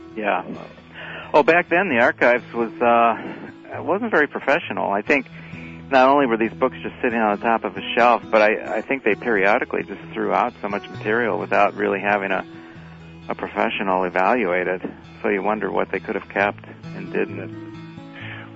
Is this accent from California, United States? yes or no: no; Crawfordsville, Indiana, United States; also born or lived in South Korea; I was in Crawfordsville, Indiana, which is essentially where I grew up